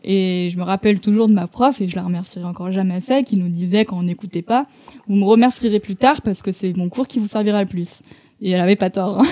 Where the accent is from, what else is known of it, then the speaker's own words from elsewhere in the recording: Lyon, Auvergne-Rhône-Alpes, France; also born or lived in Toulouse; je suis originaire de Lyon